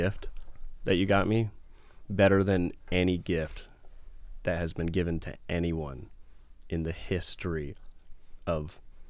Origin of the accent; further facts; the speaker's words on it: East Coast, United States; moved away; I'm from the East Coast